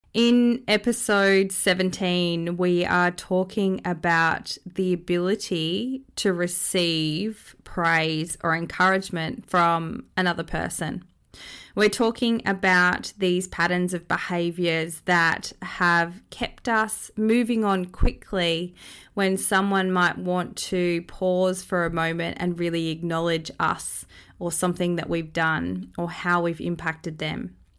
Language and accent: English; Australia; born or raised there